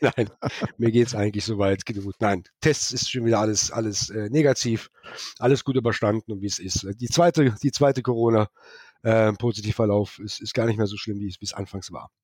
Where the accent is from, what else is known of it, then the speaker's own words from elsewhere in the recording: Rhineland, Germany; now in Kelsterbach, Germany; ich bin ja Rheinländer